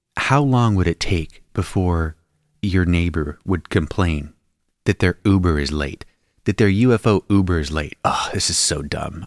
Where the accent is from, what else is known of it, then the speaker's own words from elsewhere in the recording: Spokane Valley, Washington, United States; where I grew up in the Spokane Valley in Washington State